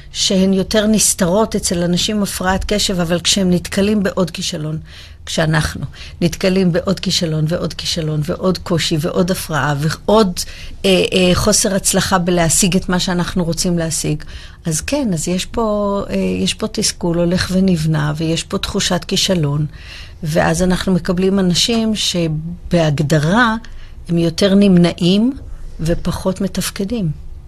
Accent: Israel; אנחנו ישראלים

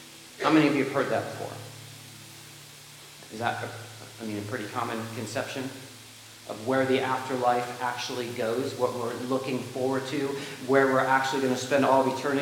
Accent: United States; we have as American Christians

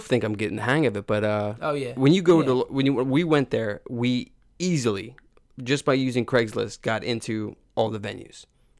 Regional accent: Conshohocken, Pennsylvania, United States; I'm from Conshohocken.

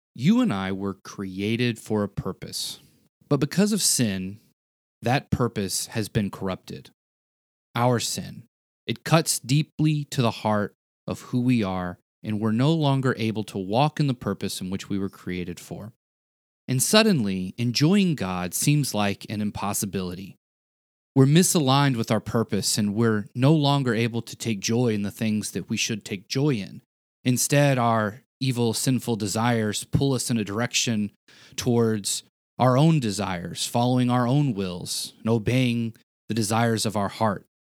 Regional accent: the South, United States; I was a kid and I grew up in the South

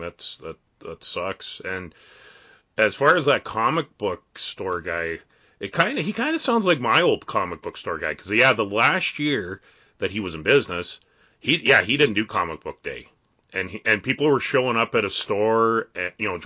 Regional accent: Canada; we're all Canadian

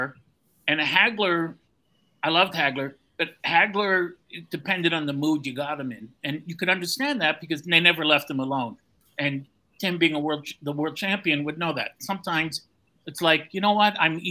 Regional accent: Canada; I'm Canadian

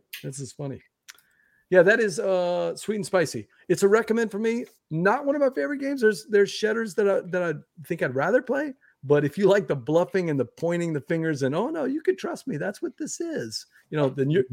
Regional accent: Louisiana, United States; I'm from Louisiana

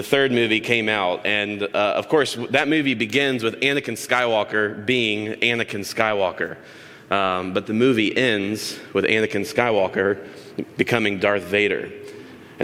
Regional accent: Tallahassee, Florida, United States; As a kid, I grew up in Tallahassee, Florida.

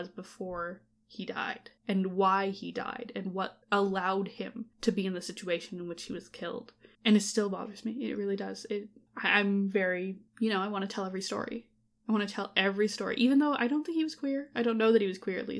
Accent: Canada; as a Canadian person

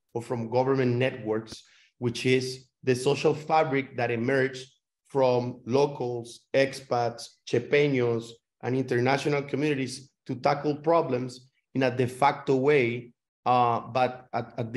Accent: Costa Rica; I am born and raised in Costa Rica

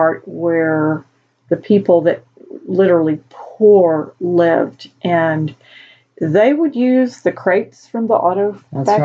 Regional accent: United States; We're from the States

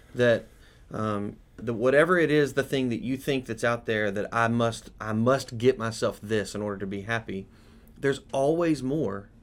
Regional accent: United States

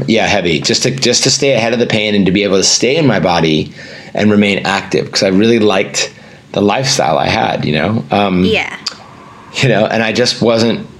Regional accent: Northern Virginia, United States; I grew up in Northern Virginia

